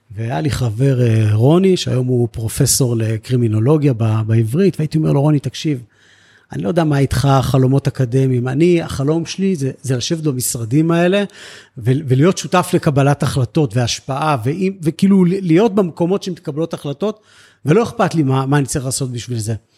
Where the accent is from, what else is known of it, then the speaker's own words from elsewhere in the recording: Netzer Sereni, Central District, Israel; also born or lived in Beersheba; אני נולדתי בבאר שבע והגעתי באמת בגיל שלוש-ארבע לקיבוץ